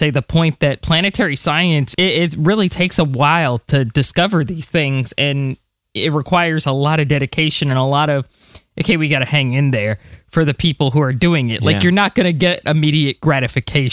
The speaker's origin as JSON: {"language": "English", "country": "United States", "said": "as an American myself"}